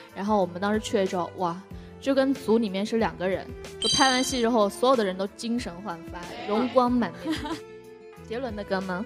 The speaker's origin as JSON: {"language": "Chinese", "town": "Changsha", "region": "Hunan", "country": "China", "also_born_or_lived": "Xi'an, China", "moved": "as an adult", "lives_now": "Beijing, China", "said": "我回长沙，我是长沙人"}